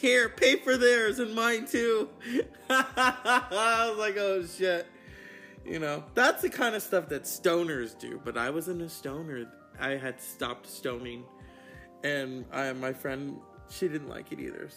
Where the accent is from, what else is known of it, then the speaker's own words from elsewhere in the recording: West Coast, United States; I'm from the West Coast because we have freeways.